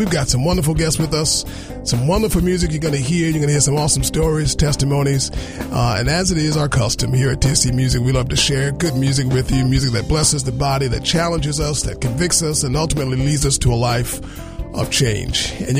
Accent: New Jersey, United States; I'm from Jersey.

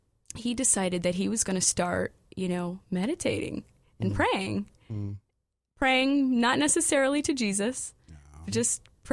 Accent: California, United States; also born or lived in Des Moines, Iowa / Montana / North Dakota; Yes, I'm from California. I was born in Iowa, Des Moines, Iowa.

